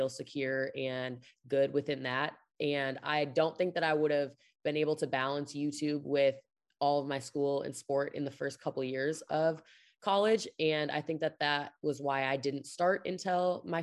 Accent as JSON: {"language": "English", "town": "De Pere", "region": "Wisconsin", "country": "United States", "tie": "born or raised there", "also_born_or_lived": "Pullman, Washington", "moved": "as an adult", "lives_now": "Kansas City, United States", "said": "I grew up in a small town in Wisconsin called De Pere, Wisconsin"}